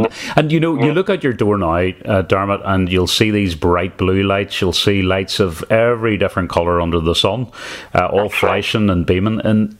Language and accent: English; Lisburn, Northern Ireland, United Kingdom; when I grew up in Lisburn, I was probably part of some carol singing groups, and we would have went out round doors.